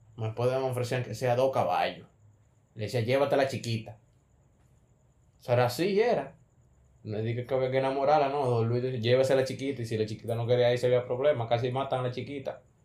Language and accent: Spanish; Cibao, Dominican Republic; Yo soy de Isibao